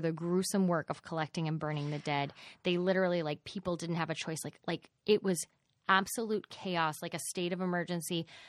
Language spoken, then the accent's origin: English; Dallas, Texas, United States; I am from Dallas